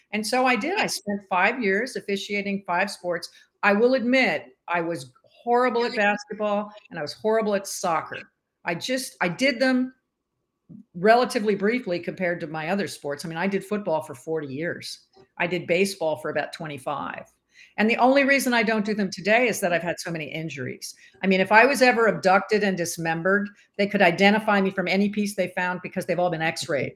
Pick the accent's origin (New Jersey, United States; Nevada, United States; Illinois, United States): New Jersey, United States; moved away as an adult; also born or lived in Washington, D.C. / Columbus, Georgia; I grew up in New Jersey outside of New York City